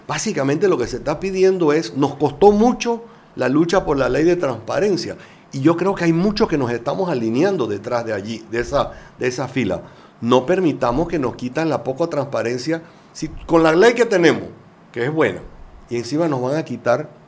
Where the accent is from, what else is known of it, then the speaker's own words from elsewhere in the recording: Panama; quisiera ser pensar que todos somos buenos panameños y queremos las mejores cosas para el país